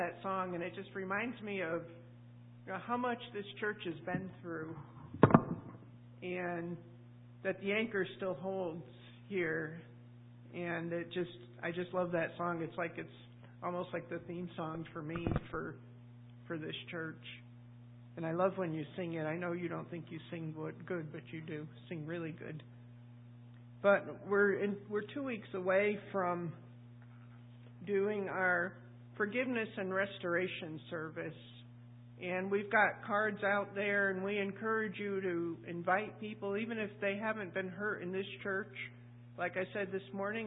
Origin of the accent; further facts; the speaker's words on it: New England, United States; moved away; I'm from New England